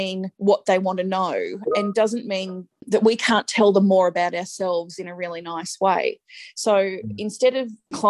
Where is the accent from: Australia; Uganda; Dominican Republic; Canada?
Australia; Strathfieldsaye, Victoria; I grew up in Stratfield, say